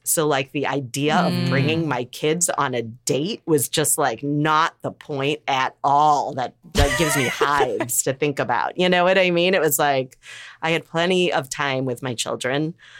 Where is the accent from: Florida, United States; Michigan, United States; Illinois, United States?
Illinois, United States; Evanston; moved away; my hometown in Evanston.